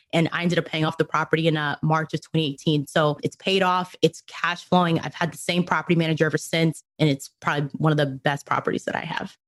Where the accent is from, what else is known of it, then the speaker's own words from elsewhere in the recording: New York, United States; moved away as an adult; also born or lived in Dominican Republic / Cleveland, Ohio / Rhode Island; now in Dallas-Fort Worth, United States; ended up moving to New York with my family. That's primarily where I grew up